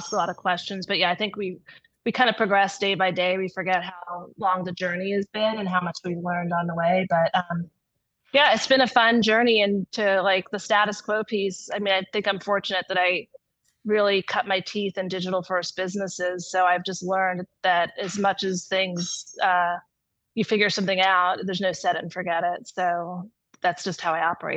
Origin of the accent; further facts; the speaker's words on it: New York, United States; now in California, United States; I'm originally from New York